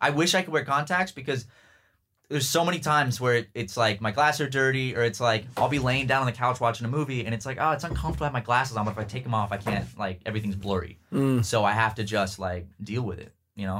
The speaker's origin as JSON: {"language": "English", "region": "California", "country": "United States", "tie": "born or raised there", "said": "I grew up in California."}